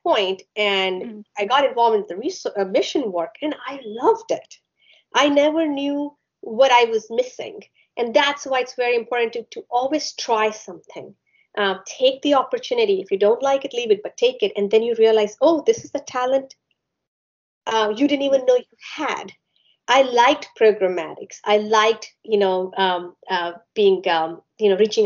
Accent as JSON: {"language": "English", "country": "India", "tie": "born or raised there", "moved": "yes", "lives_now": "United States", "said": "I grew up in India, so you know, I went to school there"}